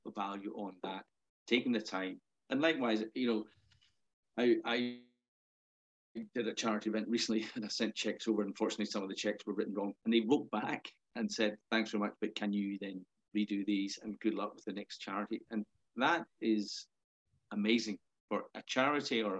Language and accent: English; Melrose, Scotland, United Kingdom; now in Belfast, United Kingdom; I grew up in Melrose